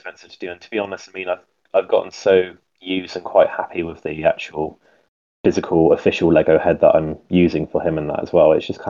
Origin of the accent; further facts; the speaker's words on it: United Kingdom; now in Isle of Wight, United Kingdom; mainly on Instagram and Flickr. I'm from the United Kingdom. I live on a very small little island called the Isle of Wight.